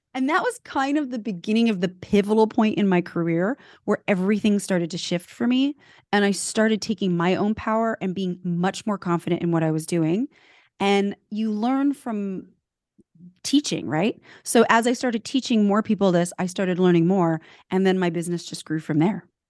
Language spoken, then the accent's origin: English; California, United States; also born or lived in Switzerland; I was born in Switzerland, grew up in California.